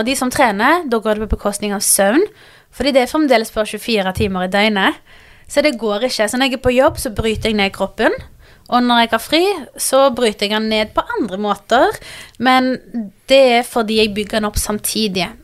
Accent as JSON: {"language": "Norwegian", "town": "Stavanger", "region": "Rogaland", "country": "Norway", "also_born_or_lived": "Pakistan (ancestry)", "said": "jeg kommer fra Stavanger"}